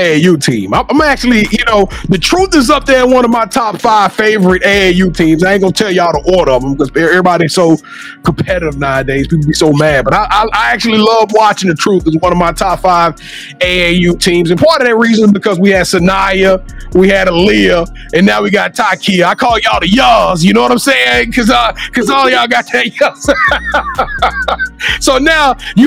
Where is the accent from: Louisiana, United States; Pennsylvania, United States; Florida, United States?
Louisiana, United States; I'm from Louisiana